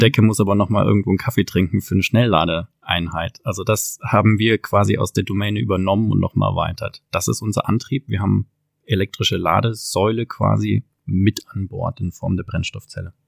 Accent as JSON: {"language": "German", "region": "Southern Germany", "country": "Germany", "said": "in Norddeutschland, wo unser Herz zu Hause war als Süddeutsche"}